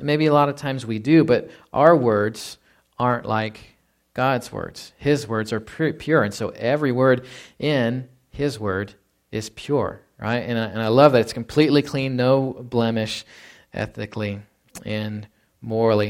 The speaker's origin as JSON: {"language": "English", "town": "Fort Worth", "region": "Texas", "country": "United States", "tie": "born or raised there", "said": "as I was a kid growing up in Fort Worth, Texas"}